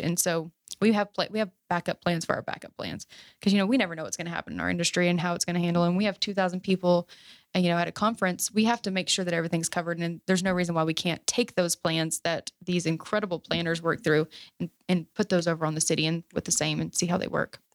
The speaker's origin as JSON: {"language": "English", "town": "Fort Worth", "region": "Texas", "country": "United States", "tie": "born or raised there", "also_born_or_lived": "Azle, Texas / North Richland Hills, Texas", "said": "I grew up in Oakhurst and we work over off of, you know, two eighty-seven Riverside"}